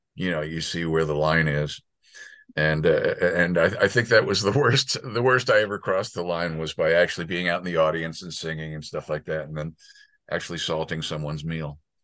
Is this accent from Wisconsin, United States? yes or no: no; southern Connecticut, United States; also born or lived in New York City / Tenafly, New Jersey / Englewood, New Jersey; I was born in New York City, and then I okay. lived a few years in uh, Tenafly and Englewood, New Jersey. Okay. And then mostly I grew up in uh, southern Connecticut, uh, Fairfield okay. County, okay. Wilton, and Darien.